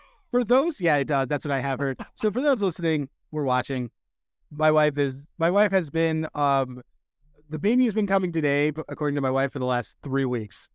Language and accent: English; Philadelphia, Pennsylvania, United States; now in Boston, United States; I'm from Philadelphia, by the way. We just live in Boston